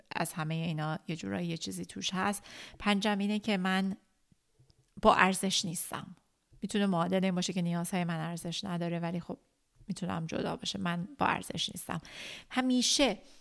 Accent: Iran; moved away; که تو اون مملکت کوفتی بزرگ شدیم

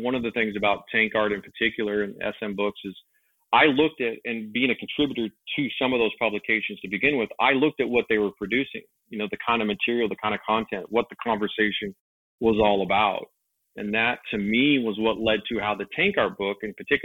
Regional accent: Los Angeles, California, United States; moved away; also born or lived in Long Beach / San Pedro / Las Vegas; I'm from Los Angeles

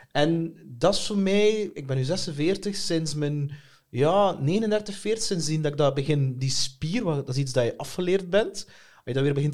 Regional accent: Bruges, Flanders, Belgium; Ja. Oorspronkelijk van Brugse.

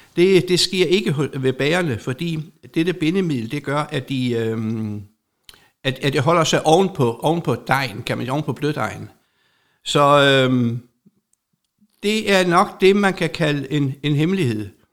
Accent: Særslev, Southern Denmark, Denmark; jeg er bagersøn fra Serslev Bageri op på Nordfyn hvor at øh, mine forældre havde det

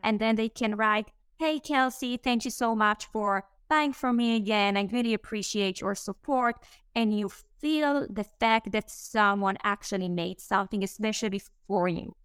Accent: Israel; English is a second language; moved away as an adult; Israel. I grew up there.

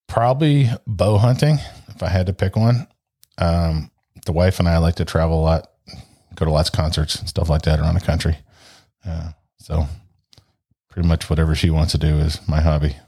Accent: St. Louis, Missouri, United States; also born or lived in Ashtabula, Ohio; Since fourth grade, my dad worked for the railroad and, uh, it was basically moved to Saint Louis or you're unemployed, so here we are.

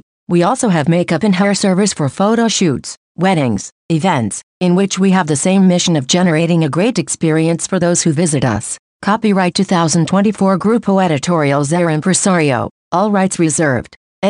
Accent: Ciudad Juarez, Chihuahua, Mexico; I was born in Ciudad Juarez. I had a humble childhood. I grew up in the industrial neighborhood, practically in the center of the city.

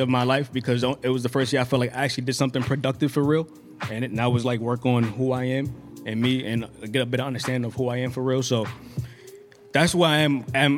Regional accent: New York City, New York, United States; also born or lived in Brooklyn, New York; I'm from Queens, Far Rock

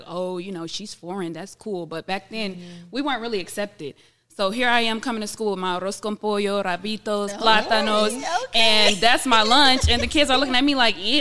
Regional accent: Atlanta, Georgia, United States; also born or lived in New York; I only stayed there for about 2 years, and then I was raised like Mo in Atlanta, Georgia.

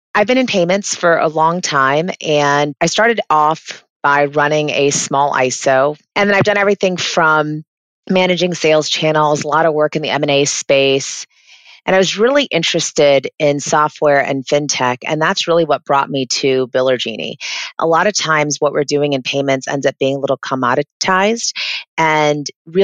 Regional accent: Florida, United States; also born or lived in England; I kind of grew up everywhere. I was born in England, but have lived kind of all over the States, but majoritarily in Florida.

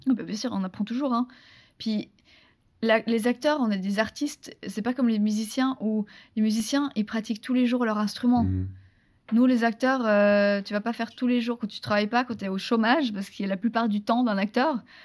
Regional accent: France; accent: very French (accent in English); mon accent euh, super, euh, super français

